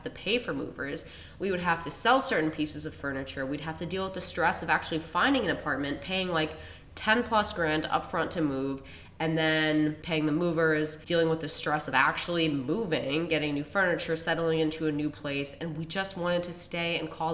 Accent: Central Massachusetts, United States; now in Boston, United States; both of our parents' house are in Central Mass

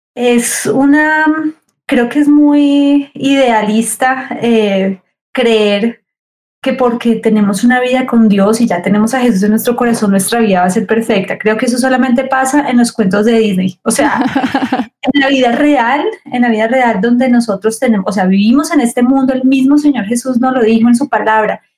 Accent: Cali, Valle del Cauca, Colombia; soy de Cali. Soy de Cali

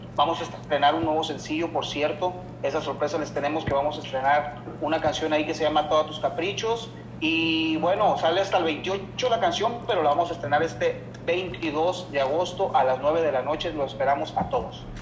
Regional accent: Los Mochis, Sinaloa, Mexico; Yo soy un cantante nacido y criado en Los Mochis, Sinaloa

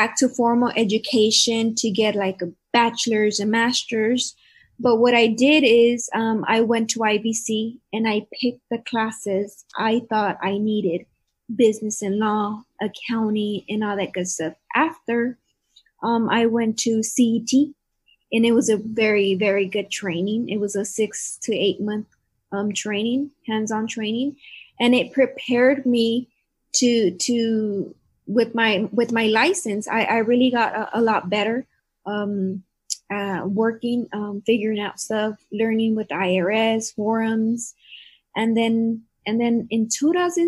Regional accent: Calexico, California, United States; also born or lived in Brawley, California / Salinas, Monterey County, California; I was born in Brawley, and then I went to field sailing for like kinder and first grade. Then I went to second grade on Jefferson, then Dual, then De Anza

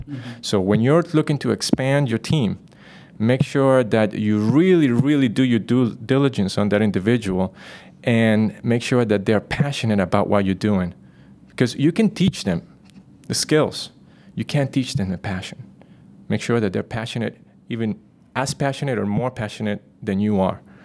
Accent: Costa Rica; Growing up in Costa Rica, being part of the nature

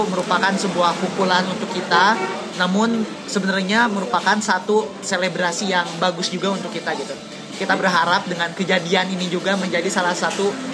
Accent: Campaka, Cianjur Regency, West Java, Indonesia; saya itu dibesarkan di desa kak saya itu anak desa saya SMP dari SMP Negeri Satu Campaka sebuah sekolah sebuah SLTP yang ada 30 km dari Cianjur kota

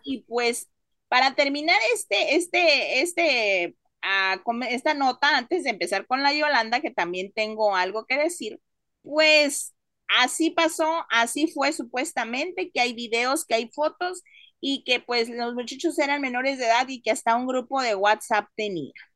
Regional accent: Mexico; moved away; tú y yo somos mexicanos

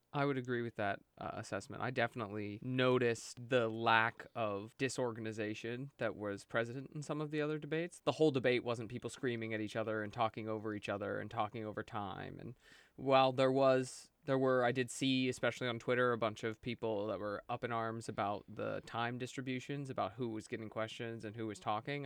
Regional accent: Brookville, Pennsylvania, United States; moved away as an adult; now in New York, United States; I'm from Brookville, Pennsylvania

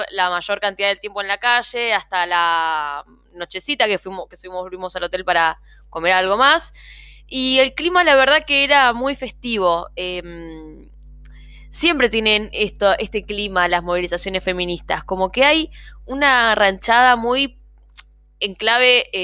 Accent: Buenos Aires Province, Argentina; No soy de porteña yo. Yo le vengo al conurbano

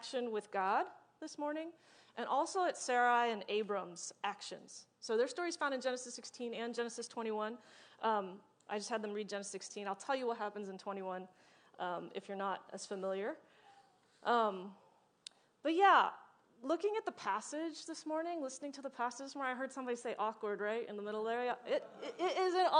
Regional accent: Richmond, United States; moved away as an adult; We just moved to Richmond, like at the end of June, but I did grow up here.

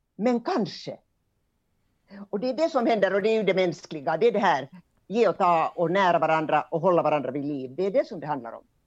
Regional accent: Hamina, Kymenlaakso, Finland; accent: eastern Finland Swedish; also born or lived in Kotka; now in Helsinki, Finland; jag kommer från Kymmenedalen. Och Kymmenedalen, där går ju Kymmenefloden, älven. Och det var gränsen mellan Sverige och Ryssland ända fram till 1809 då freden slöts i Fredrikshamn. Så jag är uppvuxen alltså i en gammal kulturstad

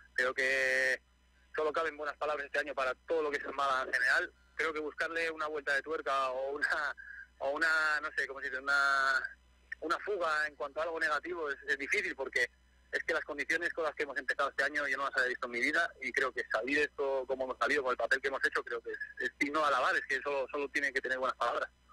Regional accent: Gijón, Asturias, Spain; moved away as an adult; now in Málaga, Spain; yo soy de Gijón, toda la vida he vivido a lo del mar

